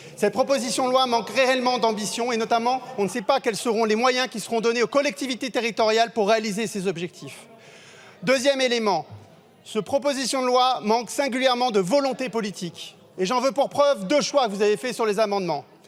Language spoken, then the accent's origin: French; Marseille, Provence-Alpes-Côte d'Azur, France; en tant que Marseillais, connaissant bien la, situation de, de l'habitat qui doit être réhabilité à Marseille